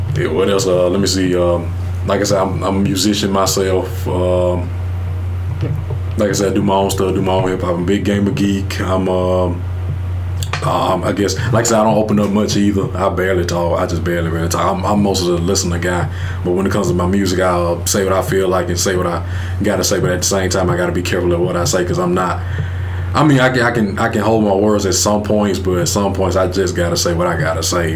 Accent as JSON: {"language": "English", "town": "Thomasville", "region": "Alabama", "country": "United States", "said": "I come from Thomasville, Alabama"}